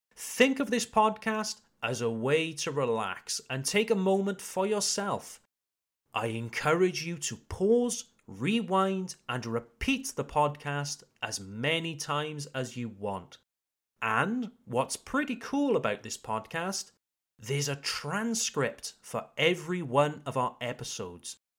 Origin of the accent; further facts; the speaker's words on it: United Kingdom; now in Alsace, France; I am an English teacher from the United Kingdom